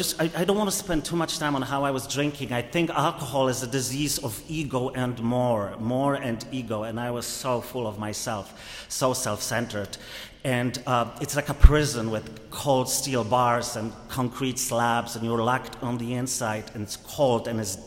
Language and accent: English; Poland; now in United States; I am truly, I came from Poland 15 years ago to the US.